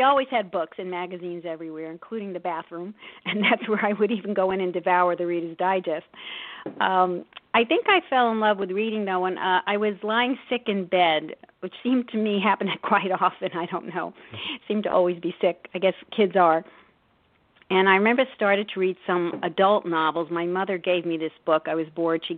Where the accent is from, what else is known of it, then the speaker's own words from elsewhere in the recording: New York City, New York, United States; I grew up in Brooklyn, New York, in the midst of a very large extended Italian-American family